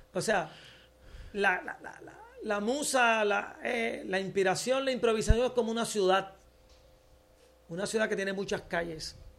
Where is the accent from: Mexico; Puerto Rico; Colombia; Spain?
Puerto Rico; yo soy de aquí